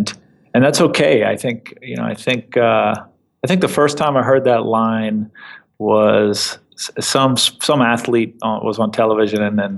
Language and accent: English; New York, United States; as an East Coaster, as a New Yorker, that has definitely been a change. But it's been as many things as I've come to expect growing up in New York that aren't here